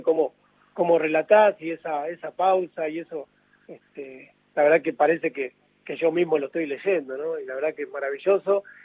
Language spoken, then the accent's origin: Spanish; San Pedro, Buenos Aires Province, Argentina; yo soy de acá de San Pedro